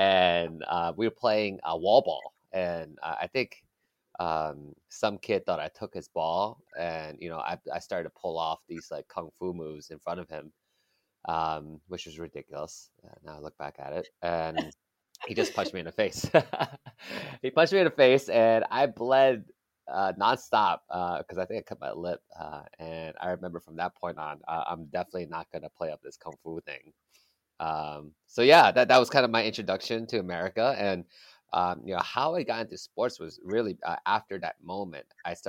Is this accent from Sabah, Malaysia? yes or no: yes; Kota Kinabalu, Sabah, Malaysia; also born or lived in Kuala Lumpur; So I was born in Kuala Lumpur, Malaysia.